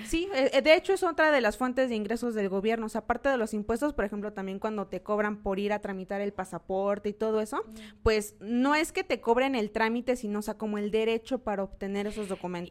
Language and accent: Spanish; Mexico; como mexicanos